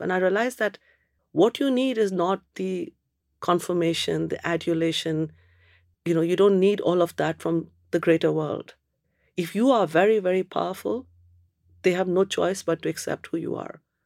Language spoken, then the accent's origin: English; Kolkata, West Bengal, India; moved away as an adult; also born or lived in Cambridge, United Kingdom; now in United Kingdom; I'm from Calcutta. Whole bloody place is like a sauna.